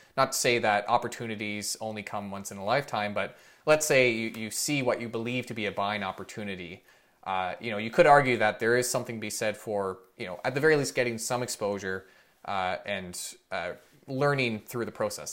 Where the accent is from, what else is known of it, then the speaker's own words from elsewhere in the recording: Canada; as a Canadian